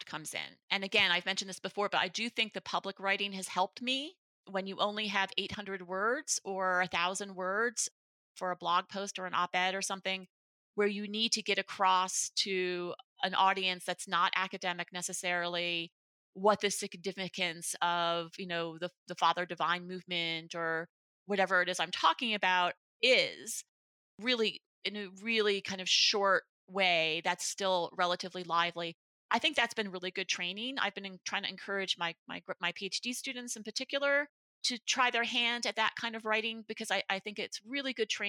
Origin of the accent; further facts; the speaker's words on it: Buffalo, New York, United States; I'm from Buffalo, New York